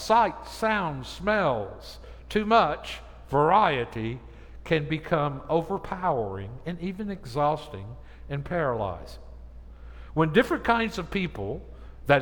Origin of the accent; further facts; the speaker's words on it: Tennessee, United States; moved away; Where I grew up in Tennessee